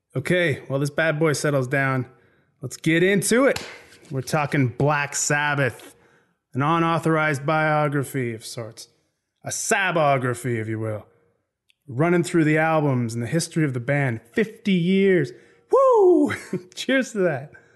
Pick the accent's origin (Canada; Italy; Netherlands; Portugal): Canada; now in Ireland; I'm from Canada originally